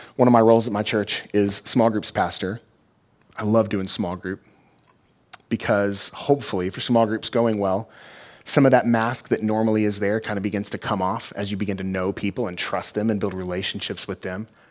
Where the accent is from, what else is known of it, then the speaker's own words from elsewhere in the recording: Fort Worth, Texas, United States; now in Granger, United States; I'm from Texas, from Fort Worth